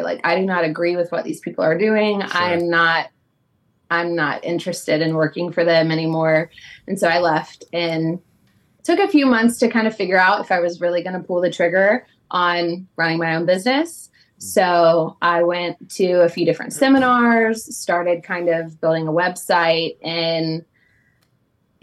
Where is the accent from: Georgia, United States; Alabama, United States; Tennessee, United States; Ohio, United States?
Ohio, United States; Westerville; moved away as an adult; also born or lived in West Virginia; now in Greensboro, United States; raised in Ohio, Columbus area